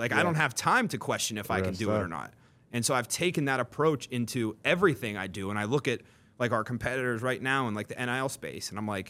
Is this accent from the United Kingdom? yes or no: yes; Newcastle, North East England, United Kingdom; I think it truly is like, you know, I grew up in Newcastle, driven by a fear of seeing people settle and seeing people be mediocre